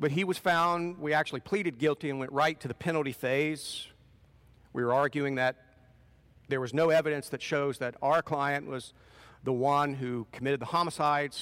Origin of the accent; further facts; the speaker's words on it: Portsmouth, Ohio, United States; moved away; That's part of that is my home territory. I grew up in Portsmouth